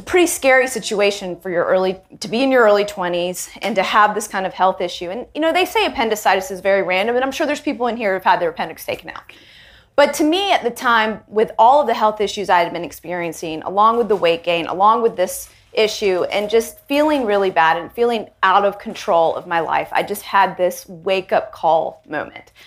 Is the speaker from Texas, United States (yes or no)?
no; Charlotte, North Carolina, United States; an Indian girl living in the South, living in Charlotte, North Carolina, being one of the only Indian girls in my school